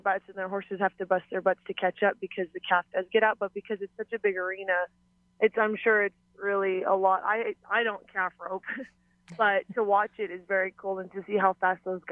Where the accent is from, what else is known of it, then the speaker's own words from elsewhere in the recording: Waimānalo, Hawaii, United States; moved away as an adult; also born or lived in Mountain View, Hawaii; now in Wyoming, United States; I grew up roping and running barrels at Kualoa, because I moved to Waimānalo when I was really young